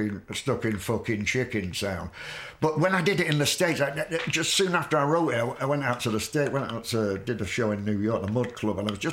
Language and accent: English; Manchester, North West England, United Kingdom; I'm from Manchester. It's in the north of England.